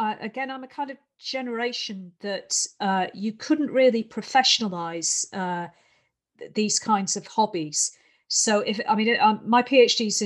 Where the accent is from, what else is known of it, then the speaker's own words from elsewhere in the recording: United Kingdom; I'm of a certain age that growing up in Britain